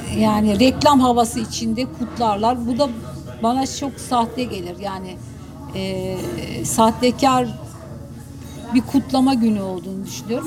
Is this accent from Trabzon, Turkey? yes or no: no; Terme, Samsun, Turkey; yaşadığım küçük bir kasabaydı. Ee, terme, Karadeniz'de küçük, deniz kıyısına yakın